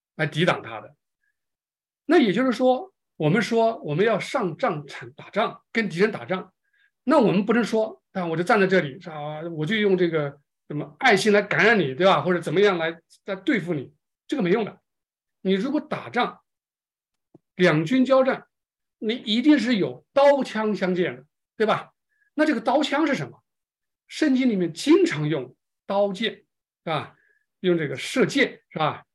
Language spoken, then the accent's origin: Chinese; China; 我们中国人是最有感情的